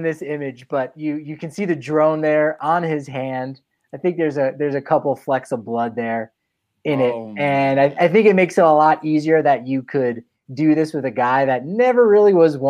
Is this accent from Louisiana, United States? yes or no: no; New Jersey, United States; moved away; I am from the East Coast, from New Jersey